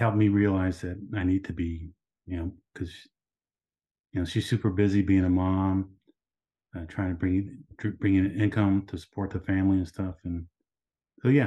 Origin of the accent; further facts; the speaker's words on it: Dallas, Texas, United States; Dallas. I'm from Dallas.